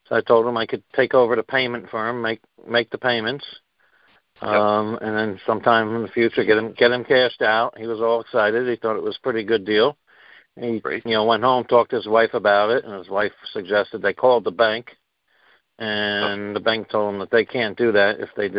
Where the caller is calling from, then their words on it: New Jersey, United States; I'm calling in from New Jersey.